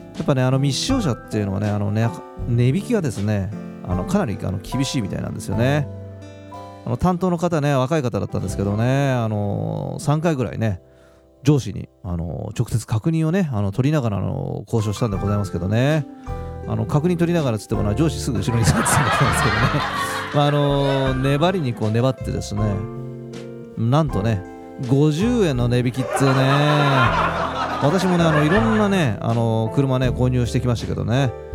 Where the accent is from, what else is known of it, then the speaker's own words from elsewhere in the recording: Adachi, Tokyo, Japan; 私の出身足立区ですからね